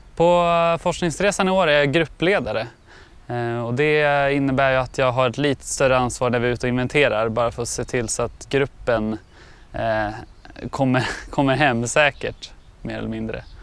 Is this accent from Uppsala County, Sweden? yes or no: yes; Uppsala, Uppsala County, Sweden; jag är från Uppsala